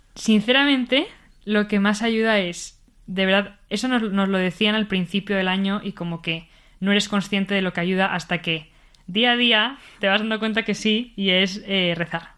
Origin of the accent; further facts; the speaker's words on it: Bilbao, Basque Country, Spain; moved away as an adult; also born or lived in Madrid; now in Mexico; nací aquí en Madrid pero viví toda mi vida en Bilbao